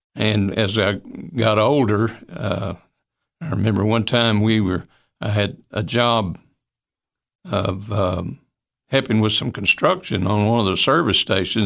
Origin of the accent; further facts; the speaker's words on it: Monterey, Tennessee, United States; I appreciate my, my bringing up in Monterey. I al-, always loved Monterey.